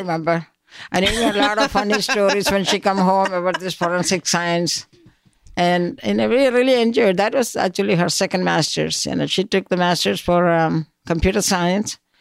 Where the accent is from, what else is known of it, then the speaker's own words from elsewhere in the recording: Koipuram, Kerala, India; moved away; I grew up in a small town called Koipuram, that is in South India.